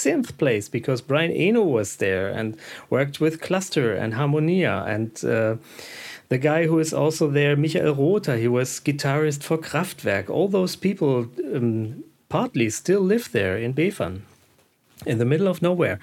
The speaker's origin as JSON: {"language": "English", "country": "Germany", "second_language": "English", "said": "I'm from Germany"}